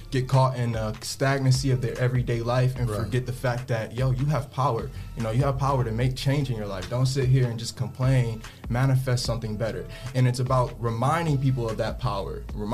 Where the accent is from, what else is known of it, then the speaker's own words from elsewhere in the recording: Toledo, Ohio, United States; also born or lived in Detroit, Michigan; I'm originally from Detroit, Michigan, but I moved out in Toledo when I was real young, my formative years, you know, 4 or 5 years old, and I've been out here ever